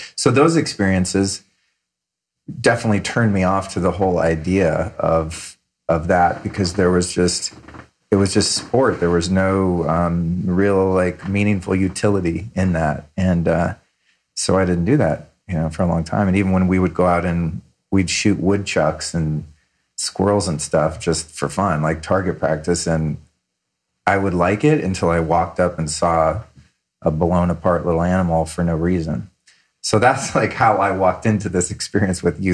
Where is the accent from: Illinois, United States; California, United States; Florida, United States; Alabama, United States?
California, United States; I grew up in California with my mom